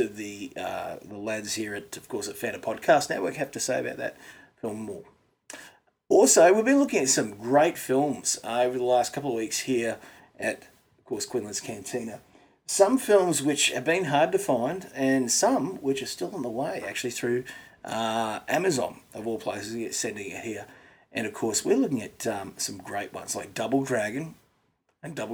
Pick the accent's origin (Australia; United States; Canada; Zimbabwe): Australia; as an Aussie